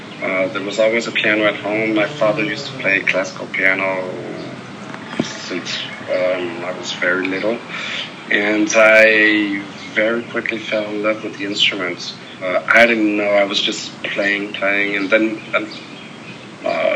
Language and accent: English; Paris, Île-de-France, France; I grew up in Paris, France.